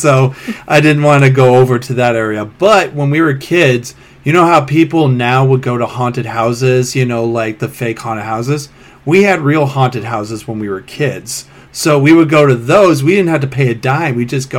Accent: Salisbury, Maryland, United States; also born or lived in Ocean City, Maryland; I'm from here, but I moved to Maryland when I was 2. And I grew up in Salisbury and Ocean City, and I live 30 minutes away from where the Blair Witch Project was actually made.

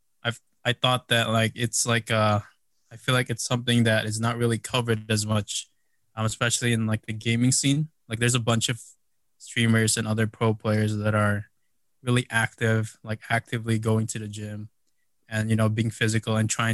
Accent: Chicago, Illinois, United States; also born or lived in Philippines; I grew up in Chicago

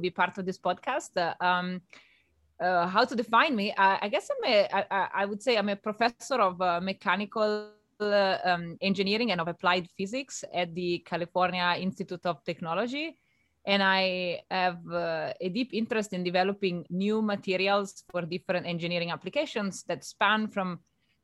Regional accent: Italy; moved away; I grew up in Italy

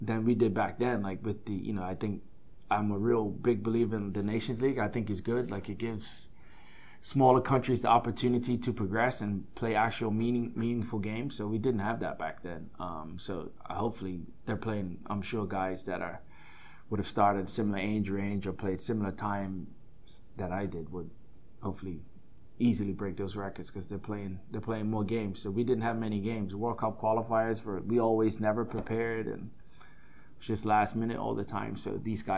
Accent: Bermuda; now in United States

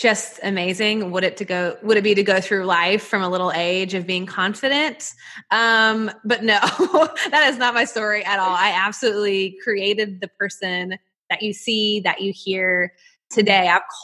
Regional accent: Nashville, Tennessee, United States; you can probably hear it in my accent, but I'm from Nashville, Tennessee

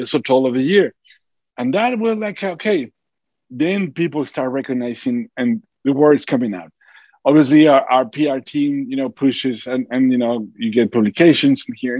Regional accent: Durango, Mexico; born or raised there

